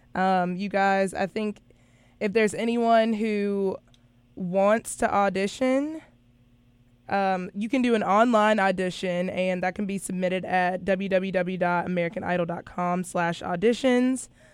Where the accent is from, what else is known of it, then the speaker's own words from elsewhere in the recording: North Carolina, United States; now in South Carolina, United States; I am from North Carolina, so I could also not be used to the South Carolina heat